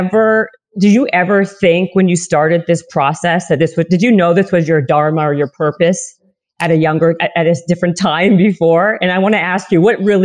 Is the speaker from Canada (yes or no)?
yes; Canada; I'm Canadian.